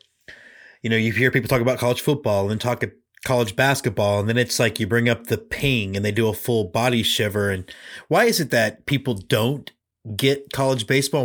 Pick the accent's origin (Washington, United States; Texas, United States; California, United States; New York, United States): Texas, United States; Houston; now in Austin, United States; I mean, I grew up in Houston.